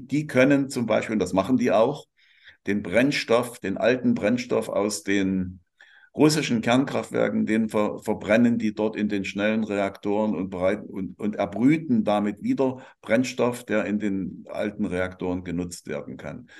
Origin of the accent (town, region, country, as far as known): Germany